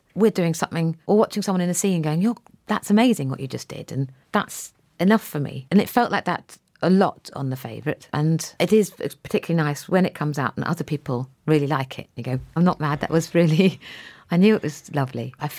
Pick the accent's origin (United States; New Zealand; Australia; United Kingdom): United Kingdom; East of England; Now I'm from North Norfolk.